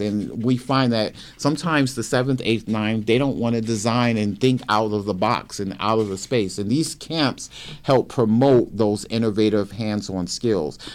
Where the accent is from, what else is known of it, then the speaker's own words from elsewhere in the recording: Brooklyn, New York, United States; moved away as an adult; I grew up in Brooklyn, New York, went to public school in the city of Brooklyn